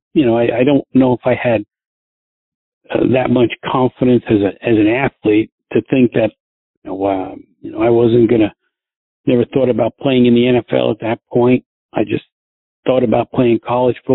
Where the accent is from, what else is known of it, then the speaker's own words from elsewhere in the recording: New Jersey, United States; also born or lived in New York City; I was born in New York City, and I moved to right across the George Washington Bridge to New Jersey, which is where I went to all my my high school, grammar school, high school